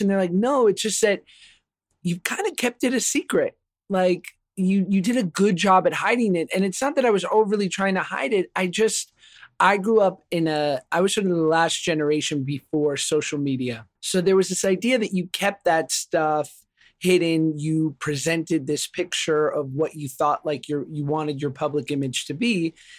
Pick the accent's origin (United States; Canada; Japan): United States; New York; I grew up in New York, you know, single mom, public school